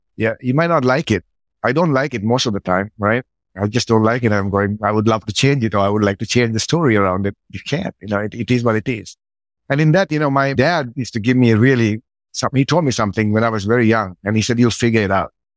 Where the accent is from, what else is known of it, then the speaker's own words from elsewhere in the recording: Sri Lanka; moved away; I grew up in Sri Lanka, pretty poor with my grandma